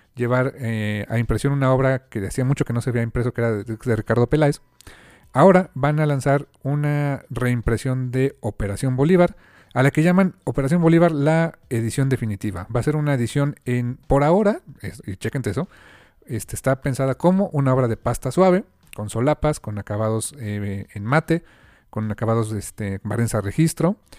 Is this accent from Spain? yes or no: no; Mexico; como lector mexicano